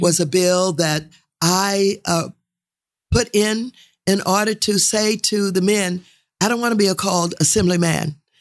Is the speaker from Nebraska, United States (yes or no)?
no; St. Louis, Missouri, United States; moved away as an adult; now in California, United States; was reared in Saint Louis, uh, came to California